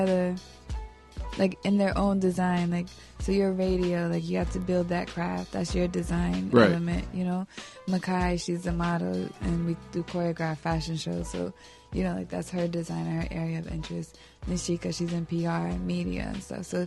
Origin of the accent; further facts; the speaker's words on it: Delaware, United States; moved away as an adult; now in South Florida, United States; I'm from Delaware. I'm in a cluster with Jersey, Philly, Bmore